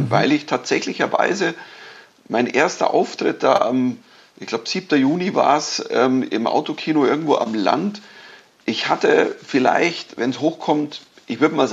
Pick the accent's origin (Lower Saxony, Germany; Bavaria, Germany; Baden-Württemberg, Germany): Bavaria, Germany; Man, man spielt ja das, wo man herkommt. Also ich bin Bayer, ich krieg das auch nicht los.